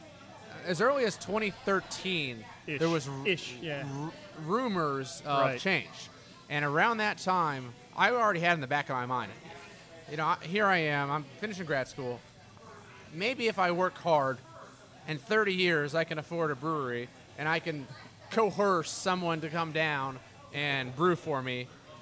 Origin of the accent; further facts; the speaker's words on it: Houston, Texas, United States; also born or lived in Pennsylvania; I'm from Clear Lake, Houston area. And went up to Pennsylvania, Penn State, to do some graduate school training. And as I was up there, you know, this is back in, I left Texas in 2009.